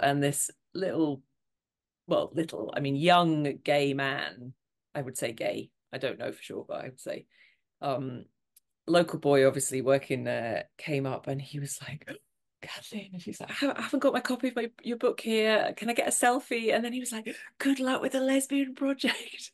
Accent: Montrose, Scotland, United Kingdom; moved away; I was in my hometown in Montrose

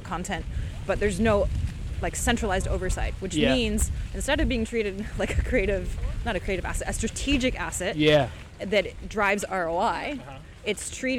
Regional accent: California, United States; moved away as an adult; also born or lived in France; now in Paris, France; I'm not French by birth. Yes. I was born and raised in California.

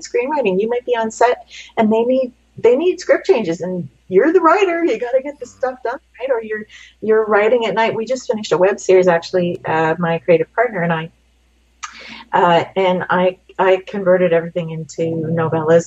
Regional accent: Canada; growing up in Canada

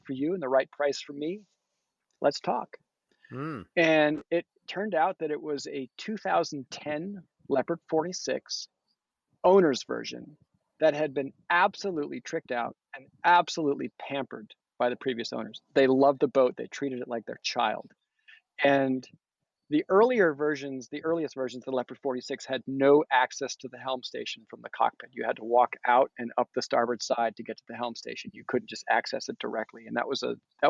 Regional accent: United States; also born or lived in Massachusetts / Rhode Island; I grew up coastal cruising in Massachusetts and Rhode Island.

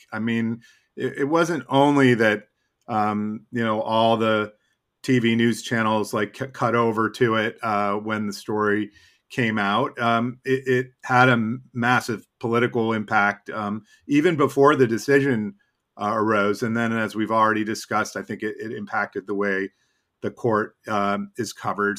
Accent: Boston, Massachusetts, United States; now in Washington, United States; growing up in Boston

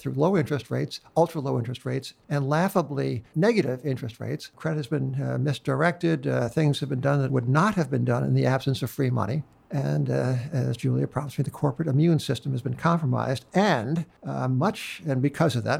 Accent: New York, United States; I'm a New Yorker

